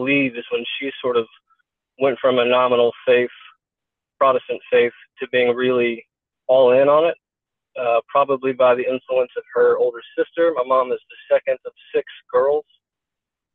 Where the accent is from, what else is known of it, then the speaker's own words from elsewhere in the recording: Kentucky, United States; I'm from Kentucky